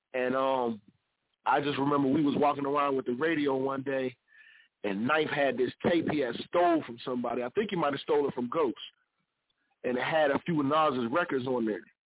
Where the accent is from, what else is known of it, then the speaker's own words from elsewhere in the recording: Ohio, United States; I'm from Ohio